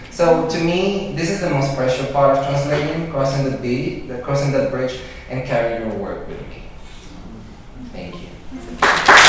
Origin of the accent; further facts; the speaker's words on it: Venezuela; moved away; I was born and raised in Venezuela, '79, and but my parents are from Spain